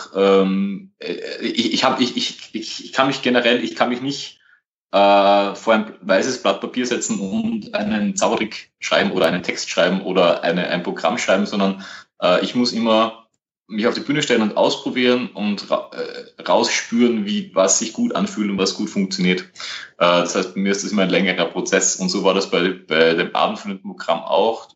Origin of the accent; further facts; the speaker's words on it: Vienna, Austria; ich komme aus Österreich, aus der Nähe von Wien